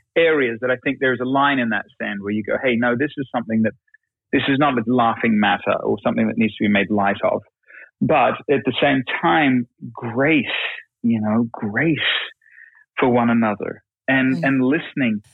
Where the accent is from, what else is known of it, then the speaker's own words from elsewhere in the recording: Australia; now in United States; we're immigrants from Australia. You know, we, I just became a citizen not long ago